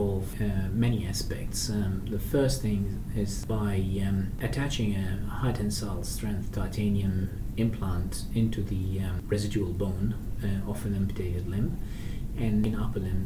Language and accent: English; Baghdad, Baghdad Governorate, Iraq; now in Australia; I was brought up in Iraq, in Baghdad.